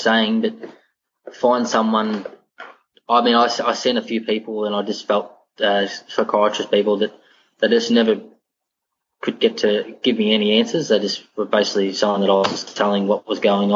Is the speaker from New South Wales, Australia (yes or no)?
no; Victoria, Australia; moved away as an adult; now in Queensland, Australia; It's a town about an hour from Geelong in the Western Districts.